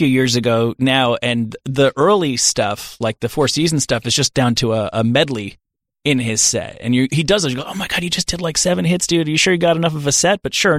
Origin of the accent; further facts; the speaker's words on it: New Jersey, United States; I'm with from New Jersey. I know many such marshes.